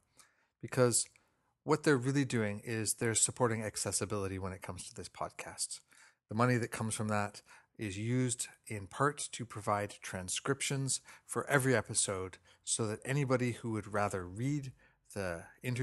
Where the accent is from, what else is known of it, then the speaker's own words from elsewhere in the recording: Toronto, Ontario, Canada; I come from a Scottish background, even though I was born and raised in Toronto